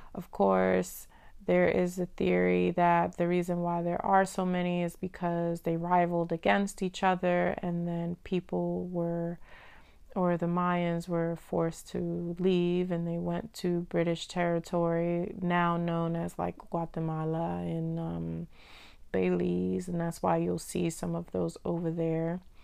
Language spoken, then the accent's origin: English; Dominican Republic; I'm from Dominican Republic